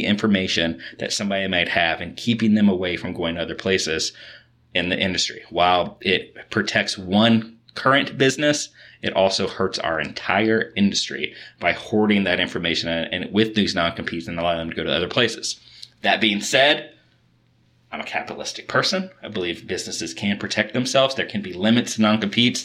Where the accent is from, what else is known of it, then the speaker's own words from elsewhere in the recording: Kentucky, United States; I grew up in Kentucky and grew up on a lot of horse farms.